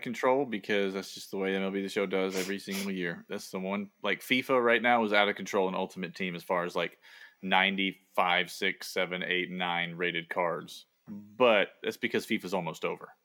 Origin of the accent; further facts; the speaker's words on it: the South, United States; accent: Southern; moved away as an adult; now in Boston, United States; I have a Southern accent, but it's not even close to a thick Southern accent